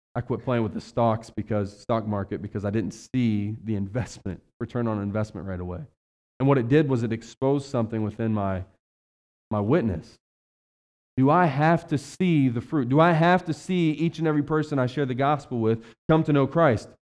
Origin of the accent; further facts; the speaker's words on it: West Virginia, United States; now in Ohio, United States; I was raised in West Virginia, the economy's horrible down there